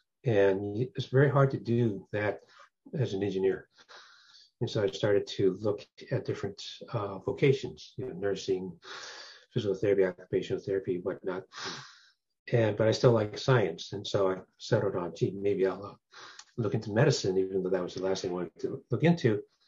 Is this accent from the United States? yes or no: yes; San Francisco, California, United States; first language Taishanese/Cantonese; English is a second language; I was born and raised in Starkville, Chinatown, and my first language is actually Taishanese/Cantonese, and didn't learn English until I started kindergarten. Pretty much grew up in Chinatown, and went to Lowell High School, went to City College for a couple of years